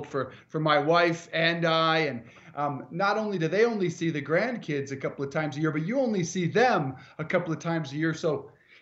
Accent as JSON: {"language": "English", "town": "Denver", "region": "Colorado", "country": "United States", "tie": "born or raised there", "moved": "yes", "said": "I'm on the road in Colorado, in my hometown, Denver, Colorado"}